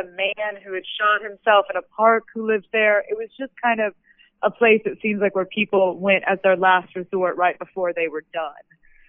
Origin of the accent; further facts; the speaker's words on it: North Carolina, United States; now in Los Angeles, United States; I'm from North Carolina